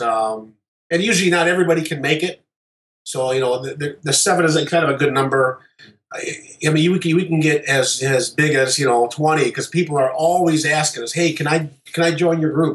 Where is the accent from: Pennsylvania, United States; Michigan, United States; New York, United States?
Michigan, United States; Detroit; we are from the Detroit area